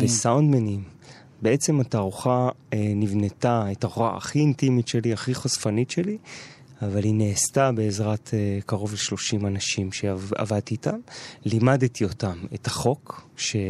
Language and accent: Hebrew; Jerusalem, Jerusalem District, Israel; גדלתי בשכונת גילו את השנים המשמעותיות בהסללה שלי